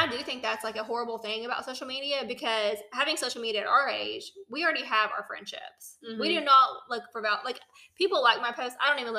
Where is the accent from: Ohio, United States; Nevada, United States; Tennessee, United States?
Tennessee, United States; I grew up in Tennessee.